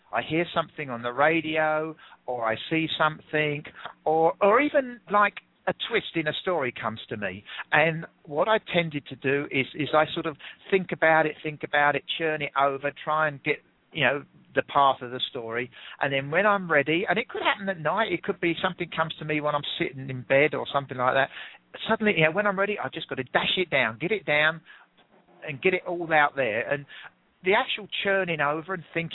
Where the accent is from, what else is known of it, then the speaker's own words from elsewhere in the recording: England, United Kingdom; accent: English; I'm English.